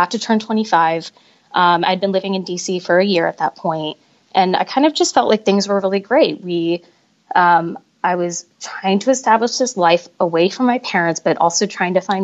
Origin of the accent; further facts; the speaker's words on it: Michigan, United States; moved away as an adult; now in Washington, D.C., United States; I grew up in Michigan, and I only moved to DC when I was 24.